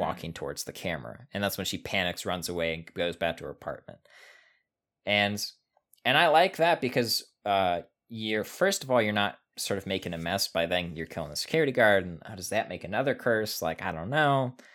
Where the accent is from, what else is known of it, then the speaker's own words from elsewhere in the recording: United States; we're American